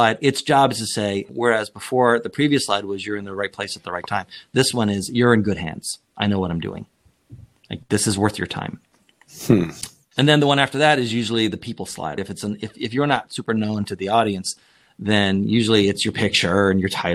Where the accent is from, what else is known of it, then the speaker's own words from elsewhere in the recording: Canada; moved away; I'm originally from Canada